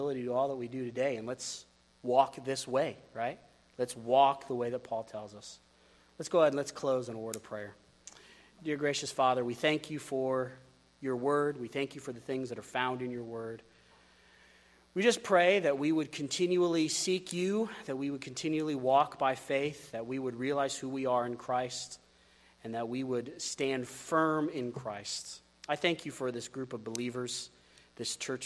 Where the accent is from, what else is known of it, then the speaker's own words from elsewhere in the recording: United States; as an American